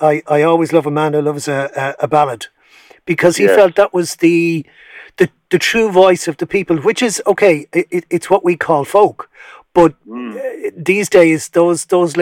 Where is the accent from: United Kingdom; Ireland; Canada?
Ireland; Being Irish